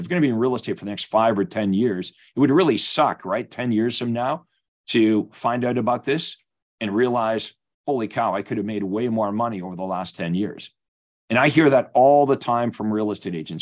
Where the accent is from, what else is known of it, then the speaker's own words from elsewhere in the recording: Winnipeg, Manitoba, Canada; being Canadian, I've played hockey my whole life.